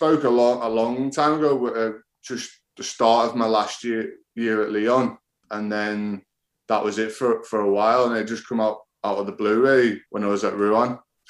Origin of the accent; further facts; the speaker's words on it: England, United Kingdom; As a kid growing up in England, I think that's what you always want to play, be like an England rugby player.